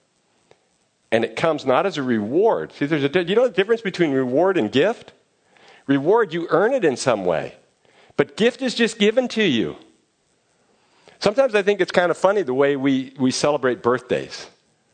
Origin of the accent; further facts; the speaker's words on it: Fremont, California, United States; I grew up near Mission San Juan de Guadalupe, San Jose de Guadalupe in Fremont